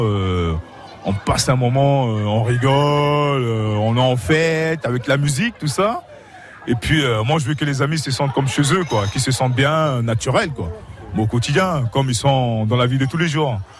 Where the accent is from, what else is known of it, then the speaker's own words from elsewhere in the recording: Côte d’Ivoire; now in Moreuil, France; je suis de la Côte d'Ivoire